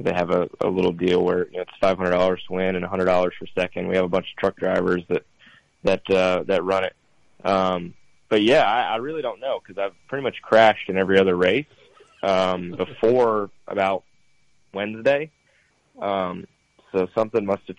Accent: New York, United States; I was born in New York.

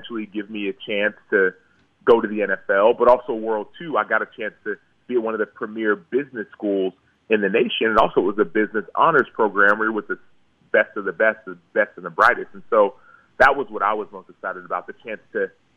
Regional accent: Dallas, Texas, United States; I grew up in Dallas

